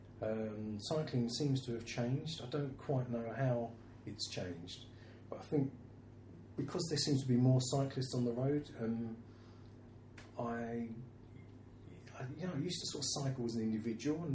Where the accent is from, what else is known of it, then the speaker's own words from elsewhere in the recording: Bexleyheath, London, United Kingdom; also born or lived in Greenwich / Orpington / Charlton / Surrey Docks; now in London, United Kingdom; I was born in Bexley Heath.